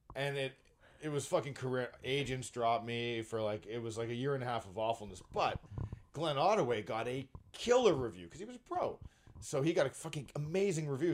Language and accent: English; Brampton, Ontario, Canada; I live in Brampton and I grew up in Brampton.